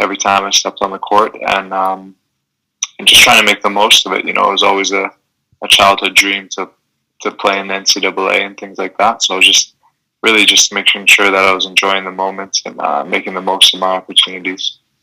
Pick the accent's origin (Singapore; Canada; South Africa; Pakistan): Canada; I'm Canadian